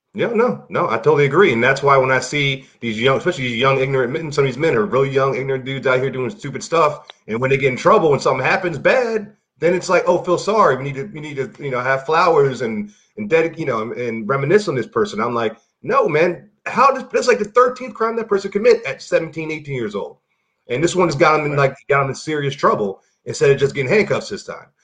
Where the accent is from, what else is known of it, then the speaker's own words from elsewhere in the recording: Baltimore, Maryland, United States; I grew up in Baltimore